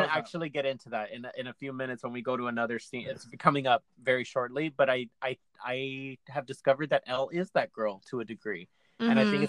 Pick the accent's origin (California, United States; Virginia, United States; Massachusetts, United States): California, United States; Bel Air; I grew up in Bel Air, Warren, across the street from Aaron Spelling. Not Beverly Hills